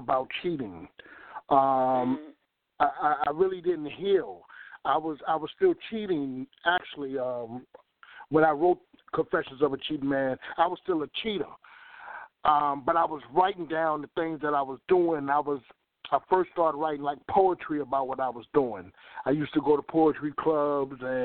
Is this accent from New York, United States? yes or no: yes; New York, United States; now in Virginia, United States; I was born in New York. I was born in New York